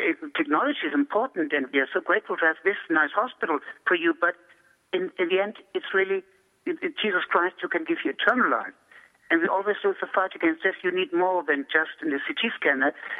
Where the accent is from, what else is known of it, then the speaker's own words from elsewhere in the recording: Germany; moved away; I grew up in Germany